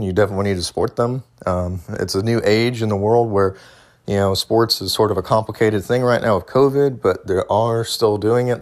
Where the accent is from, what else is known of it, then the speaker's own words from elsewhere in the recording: United States; as an American